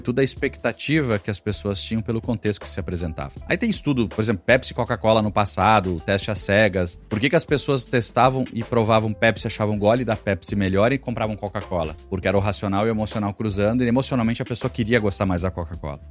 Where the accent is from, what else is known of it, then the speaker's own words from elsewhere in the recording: interior of Rio Grande do Sul, Brazil; Eu venho do interior do Rio Grande do Sul